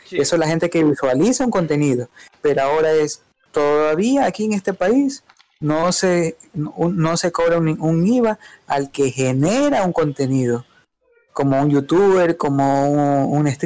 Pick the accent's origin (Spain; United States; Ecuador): Ecuador; Así que somos ecuatorianos